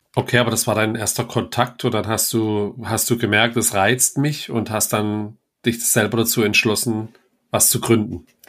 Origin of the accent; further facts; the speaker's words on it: das Ländle, Baden-Württemberg, Germany; bei uns im Ländle